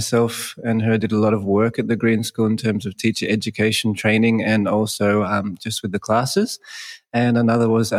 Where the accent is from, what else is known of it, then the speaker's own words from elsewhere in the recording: Australia; moved away as an adult; now in Bali, Indonesia; Born in Australia, raised in Australia, went to school in Australia, university in Australia